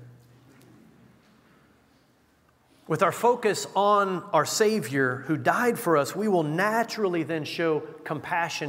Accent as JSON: {"language": "English", "country": "United States"}